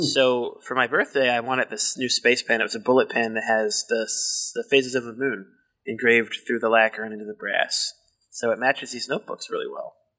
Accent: Baltimore, Maryland, United States; accent: Baltimore; I don't cover up my Baltimore accent as well as I think

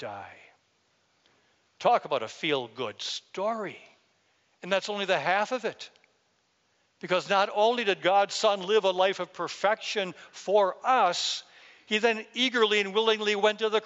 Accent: Wisconsin, United States; I'm from Wisconsin

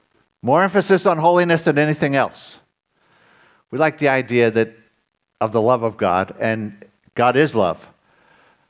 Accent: United States; moved away; when I grew up in the States

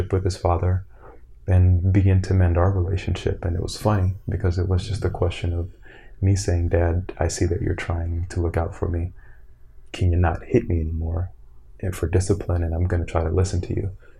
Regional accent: Florida, United States; born or raised there; moved away as an adult; also born or lived in Brooklyn, New York / Evanston, Illinois

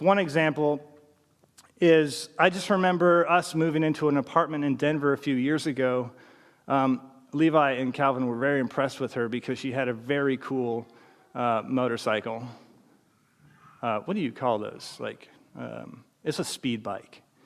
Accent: British Columbia, Canada; growing up in British Columbia, my d, mom and dad would take me to church

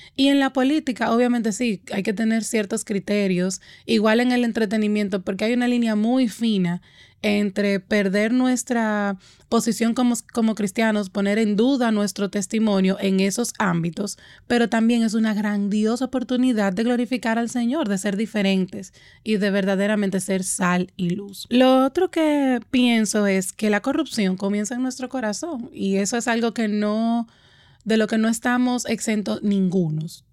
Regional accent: Dominican Republic; mi país, República Dominicana

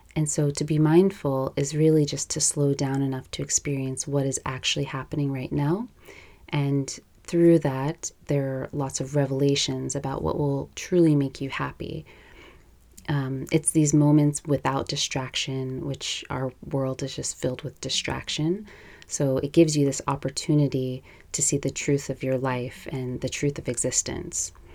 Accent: New York City, New York, United States; moved away as an adult; now in Los Angeles, United States; I live in Los Angeles now. I'm originally from New York

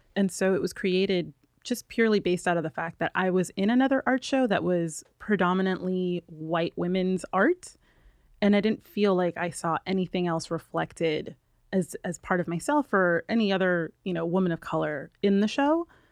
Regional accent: New York, United States; now in Los Angeles, United States; I'm from New York

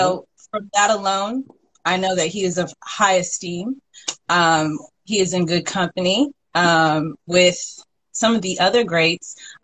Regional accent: Columbus, Ohio, United States; Columbus, Ohio.

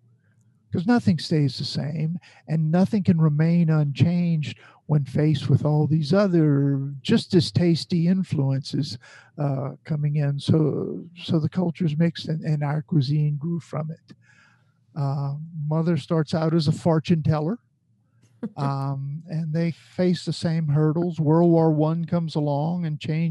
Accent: Bayou Lafourche, Louisiana, United States; growing up on Bayou Lafourche

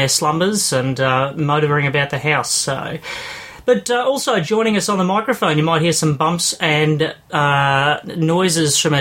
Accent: Shepparton, Victoria, Australia; accent: Australian; I'm a teacher at St George's Road Primary School in Shepparton, Victoria, Australia, if you can't tell by my accent

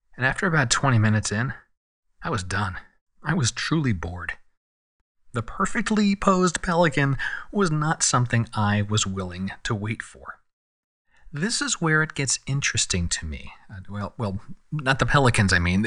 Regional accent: San Diego, California, United States; here in San Diego, my hometown

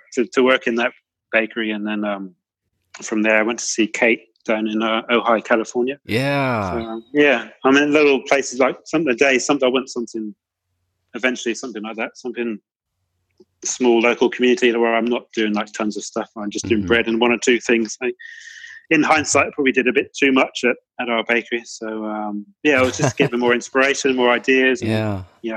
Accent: Cornwall, South West England, United Kingdom; now in Melbourne, Australia; I'm from Cornwall

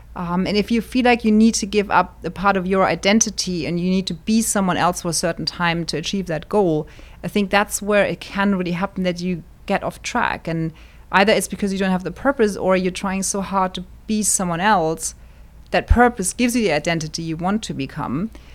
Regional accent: Wiesbaden, Hesse, Germany; now in Arizona, United States; born, born and raised in Germany in a town called Wiesbaden, which is just outside of Frankfurt

